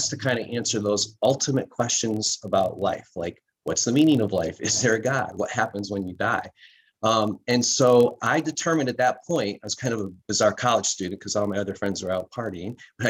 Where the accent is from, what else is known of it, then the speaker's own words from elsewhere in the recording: Bloomfield, Connecticut, United States; I grew up in Bloomfield, Connecticut